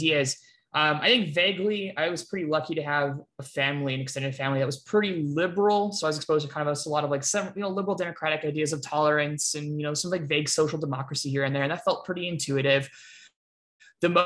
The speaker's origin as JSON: {"language": "English", "country": "Canada", "tie": "born or raised there", "said": "I grew up in Canada, I still live in Canada"}